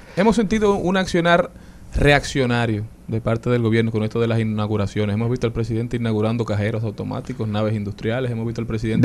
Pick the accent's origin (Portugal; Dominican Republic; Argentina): Dominican Republic; nosotros como dominicanos y dominicanas de bien